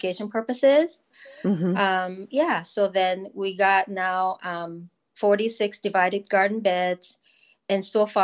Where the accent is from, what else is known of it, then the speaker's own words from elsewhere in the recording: Japan; English is a second language; moved away as an adult; also born or lived in Tokyo / England / Southern Oregon; now in Oregon, United States; I was born and raised in Japan